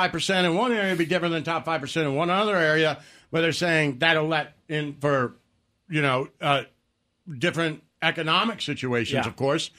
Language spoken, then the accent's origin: English; Detroit, Michigan, United States; I come from Detroit.